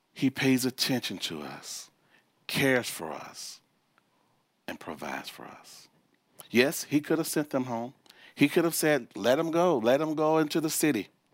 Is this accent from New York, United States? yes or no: no; Chicago, Illinois, United States; moved away; also born or lived in Memphis, Tennessee; I was born and raised in Chicago, and we moved from the North Chicago, Midwest Chicago, we moved to Memphis, Tennessee